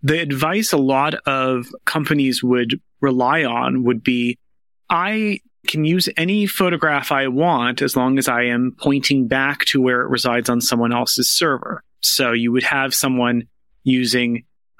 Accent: Hawaii, United States; my home state of Hawaii

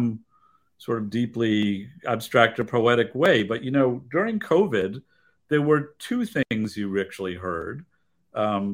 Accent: New York City, New York, United States; I grew up in Greenwich Village.

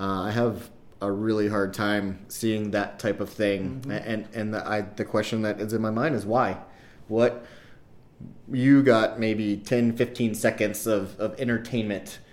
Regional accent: Louisiana, United States; moved away as an adult; now in Idaho, United States; I grew up in Louisiana originally, so I'm far from home

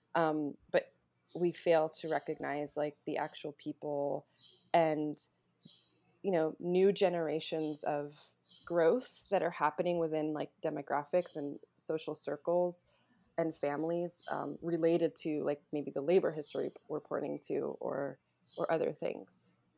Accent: North Carolina, United States; also born or lived in New Jersey; I was born in New Jersey and then moved to North Carolina when I was seven.

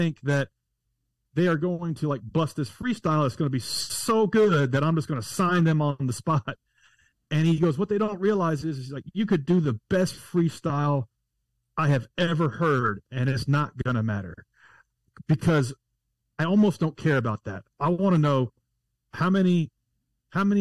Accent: Nashville, Tennessee, United States; I'm from Nashville, Tennessee.

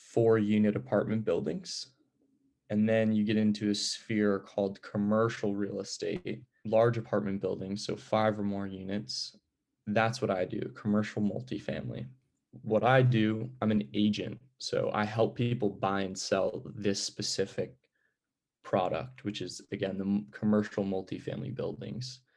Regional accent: Greenlawn, New York, United States; moved away as an adult; now in California, United States; I'm from Green Lawn, New York, a small town on Long Island

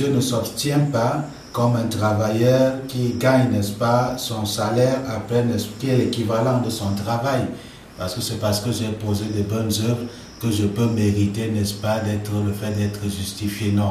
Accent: Cameroon; fondateur de l'Institut public Réma. Je suis camerounais

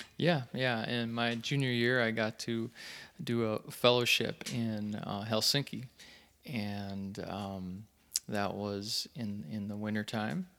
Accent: St. Cloud, Minnesota, United States; Saint Cloud, Minnesota

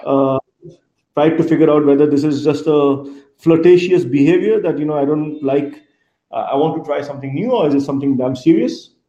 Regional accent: Kolkata, West Bengal, India; I come from India. Yeah. Uh, grew up in a eastern part of the country in Kolkata.

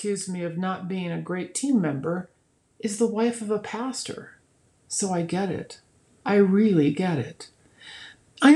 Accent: Nebraska, United States; moved away; my home state of Nebraska

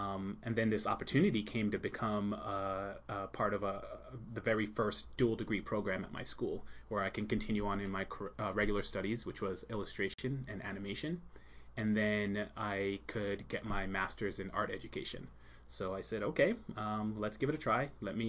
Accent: Long Island, New York, United States; also born or lived in Jamaica; And I grew up in New York, Long Island, New York. Notice I don't have a Long Island accent. I don't say Long Island.

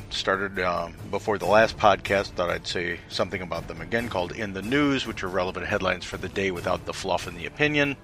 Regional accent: outside of Chicago, Illinois, United States; I grew up outside of Chicago in the 60s.

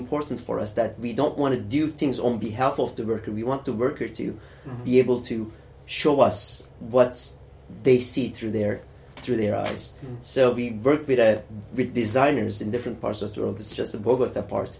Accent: Turkey; also born or lived in Germany; now in United Kingdom; I come from Turkey

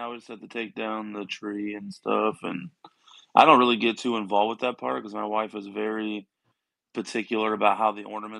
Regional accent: Missouri, United States; moved away as an adult; now in South Georgia / North Florida, United States; We're originally from Missouri. And we live down in like South Georgia, North Florida area now.

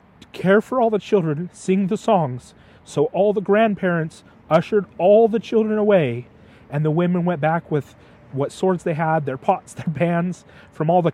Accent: United States; as an American

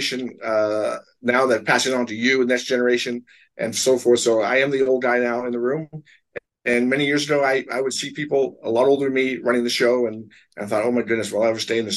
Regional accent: Portland, Oregon, United States; also born or lived in Astoria, Oregon / Seattle, Washington; I grew up in Portland basically from year five on

